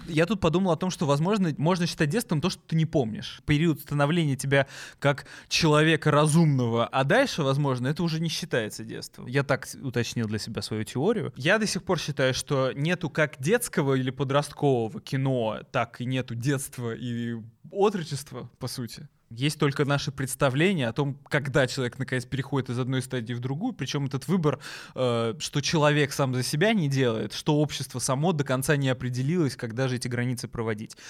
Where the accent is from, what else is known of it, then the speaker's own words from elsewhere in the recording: Moscow, Russia; я э, родился в Москве